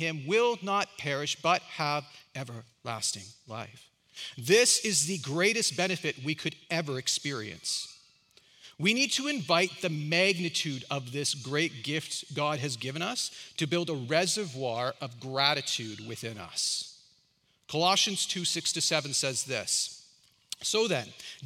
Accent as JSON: {"language": "English", "country": "Canada", "said": "I'm Canadian and I'm old"}